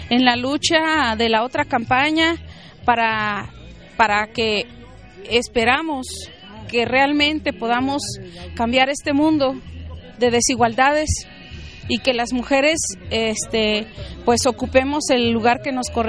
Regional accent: San Cristóbal de las Casas, Chiapas, Mexico; De aquí de San Cristóbal. De San Cristóbal Las Casas

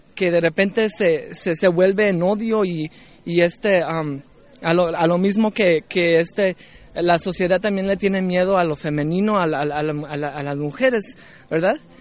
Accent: Los Angeles, California, United States; de Los Ángeles, California, en Estados Unidos.

